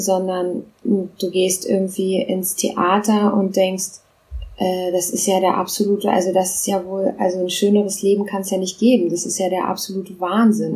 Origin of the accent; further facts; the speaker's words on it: Berlin, Germany; first language Russian; German is a second language; also born or lived in Moscow, Russia; ich bin in Berlin geboren.